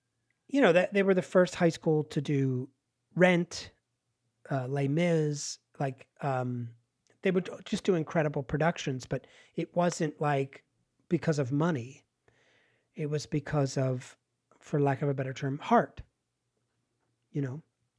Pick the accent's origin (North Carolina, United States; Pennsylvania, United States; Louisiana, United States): Pennsylvania, United States; They shut the steel mill. in the town where I grew up in Pennsylvania, on the edge of like rural Pennsylvania and suburbia.